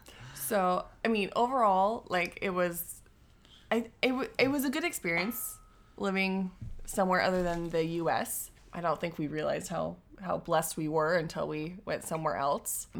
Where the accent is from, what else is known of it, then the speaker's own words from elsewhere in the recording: Washington, United States; moved away as an adult; also born or lived in Saint Vincent and the Grenadines; we're originally from Washington